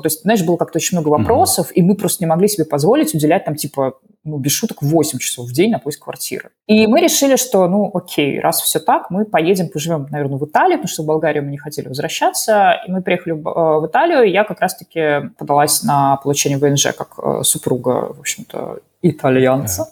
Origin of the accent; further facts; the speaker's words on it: Saint Petersburg, Russia; moved away as an adult; also born or lived in Sofia, Bulgaria / Bulgaria / Netherlands; в целом я из Питера